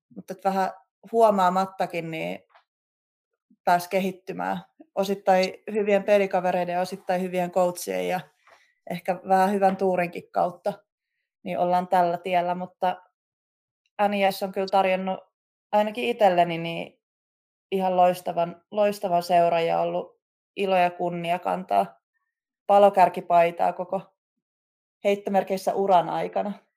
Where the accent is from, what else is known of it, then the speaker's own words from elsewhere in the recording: Klaukkala, Uusimaa, Finland; kotikulmilla Klaukkalassa, missä mä oon itse kasvanut ja käynyt koulun